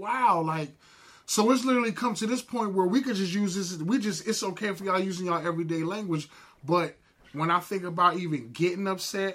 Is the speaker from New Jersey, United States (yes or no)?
yes; New Jersey, United States; But I'm from Jersey